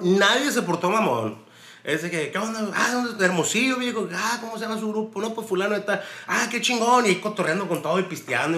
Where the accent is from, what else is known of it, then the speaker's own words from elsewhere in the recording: Mexico; quitarnos esa mentalidad pendeja del mexicano